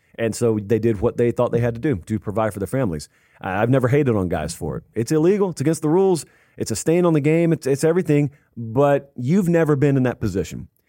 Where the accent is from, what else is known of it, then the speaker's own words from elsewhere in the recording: the South, United States; growing up in the South